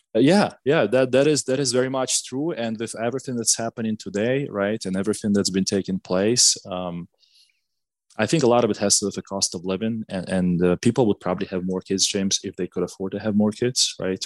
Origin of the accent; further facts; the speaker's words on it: Gomel, Gomel Region, Belarus; English is a second language; moved away as an adult; now in United States; I was born and raised in Belarus. So I lived a little bit less than a half of my life in, uh, in a city called uh, Gomel in Belarus